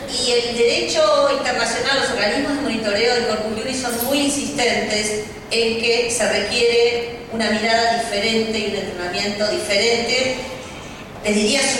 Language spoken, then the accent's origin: Spanish; Argentina